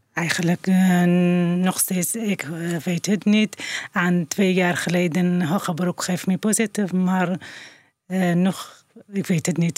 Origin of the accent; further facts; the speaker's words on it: northern Iraq, Iraq; Dutch is a second language; moved away as an adult; now in Netherlands; ik kom uit Noord-Irak